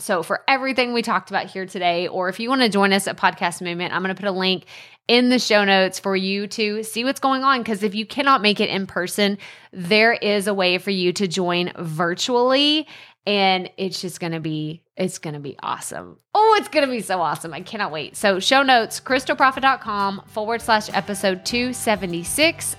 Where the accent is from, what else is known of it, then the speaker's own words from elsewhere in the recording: an hour and a half from Dallas, Texas, United States; My hometown's an hour and a half from Dallas, so I grew up always watching the Mavs.